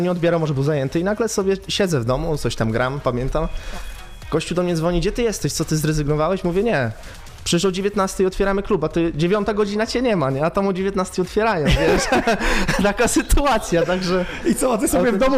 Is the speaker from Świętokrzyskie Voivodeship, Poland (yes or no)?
no; Lubań, Lower Silesian Voivodeship, Poland; moved away; also born or lived in England; pochodzę z Lubania